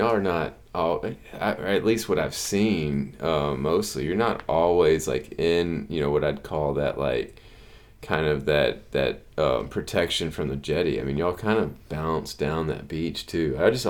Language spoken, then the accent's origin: English; Houston, Texas, United States; where I grew up on the Houston Ship Channel, and we had plenty of piers.